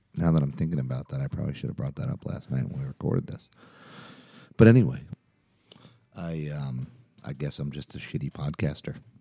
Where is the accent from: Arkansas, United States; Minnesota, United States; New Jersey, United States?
New Jersey, United States; Jersey Shore; now in Chapel Hill, United States; where I grew up on the Jersey Shore